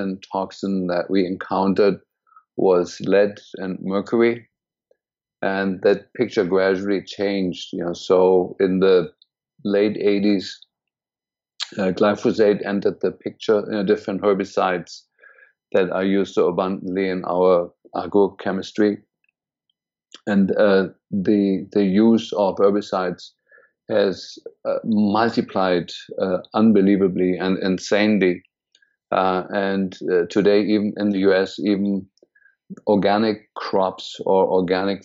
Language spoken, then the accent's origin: English; Berlin, Germany; moved away as an adult; also born or lived in India; now in United States; I was born and raised in Germany, in Berlin, actually, and went to medical school